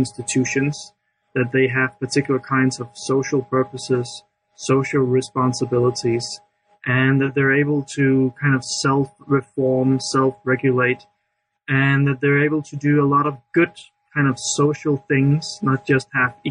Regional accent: Denmark; I'm from Denmark

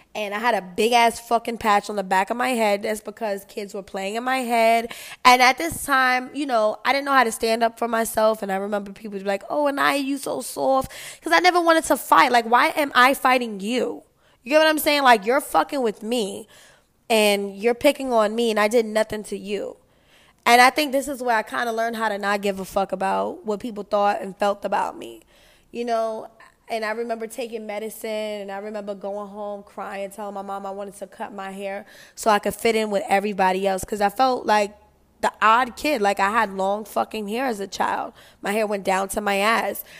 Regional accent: New York, United States; I'm from New York

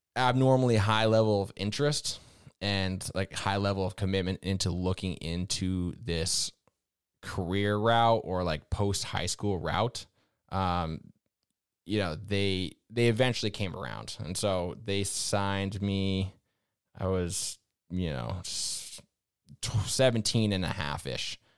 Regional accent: Vermont, United States; I grew up in New England, in Vermont specifically

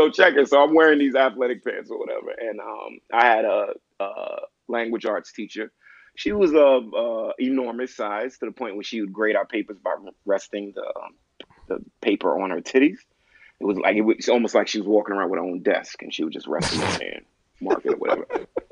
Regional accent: Brooklyn, New York, United States; I'm from Brooklyn

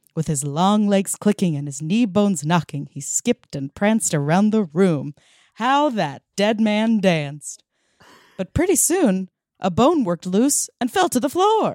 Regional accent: Massapequa, New York, United States; My hometown

